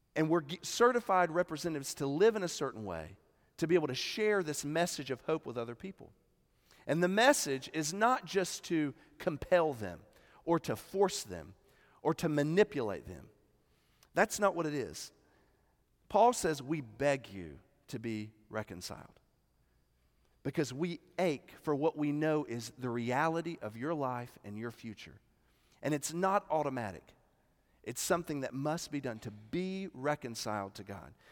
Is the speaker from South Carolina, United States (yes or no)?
yes; Columbia, South Carolina, United States; I'm from South Carolina